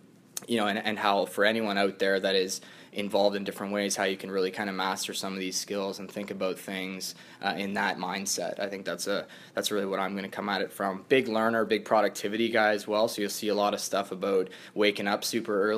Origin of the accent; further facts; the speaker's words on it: Kitchener, Ontario, Canada; also born or lived in the prairies / Halifax; stay in my hometown and play for Kitchener